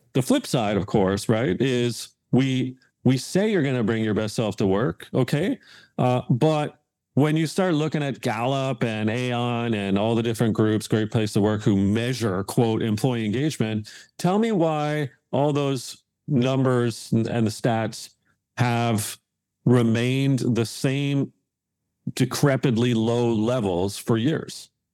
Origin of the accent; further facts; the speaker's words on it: Hamilton, Ontario, Canada; moved away; where I grew up in Hamilton, Ontario